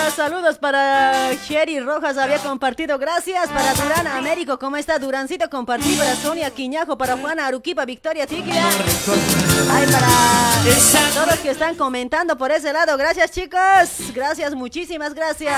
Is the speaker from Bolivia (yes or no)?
yes; Bolivia; moved away as an adult; now in Argentina; la gente del, del campo que venimos de allá de Bolivia